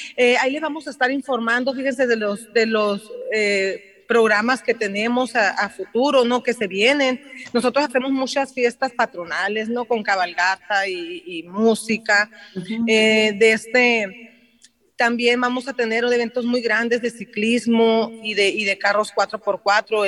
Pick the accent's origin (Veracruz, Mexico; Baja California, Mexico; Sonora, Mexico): Sonora, Mexico; Yécora; also born or lived in Ciudad Obregón; yo soy nativa de de Yécora, mi mamá es de Guzamopa, pero mi papá es de, es de Yécora, allí nací yo en Yécora, Allí cursé mi primaria y mi secundaria